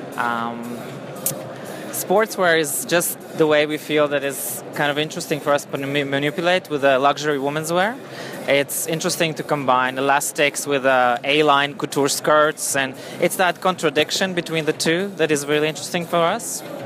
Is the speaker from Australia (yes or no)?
no; Latvia; now in London, United Kingdom; I'm originally from Latvia